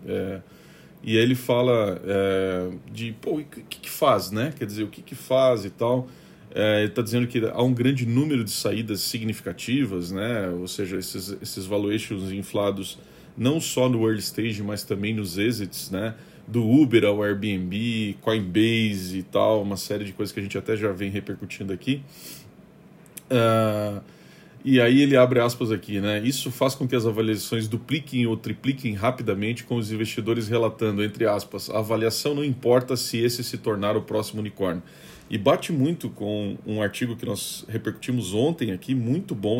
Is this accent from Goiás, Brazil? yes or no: no; Curitiba, Paraná, Brazil; eu sou de Curitiba, a gente historicamente tem um, um, um, um trato né, com as questões de reciclagem